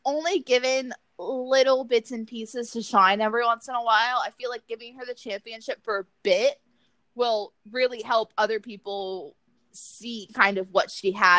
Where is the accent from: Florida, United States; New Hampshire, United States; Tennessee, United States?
Florida, United States; South; Hi, I'm from South Florida. I have accents occasionally.